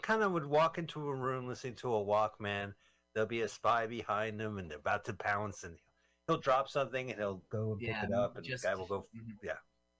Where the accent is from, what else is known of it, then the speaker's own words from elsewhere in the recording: Montclair, New Jersey, United States; We're from Montclair, New Jersey